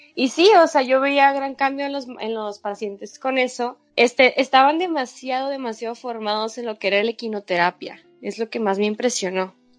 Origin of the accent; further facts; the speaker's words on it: Sonora, Mexico; es México, es mi país, eh, es la tierra donde yo nací